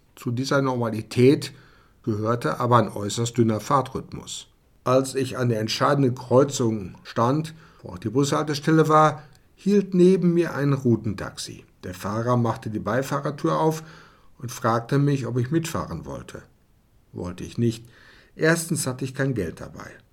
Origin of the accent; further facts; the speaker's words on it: Germany; moved away as an adult; also born or lived in Odessa, Ukraine; ich als Deutscher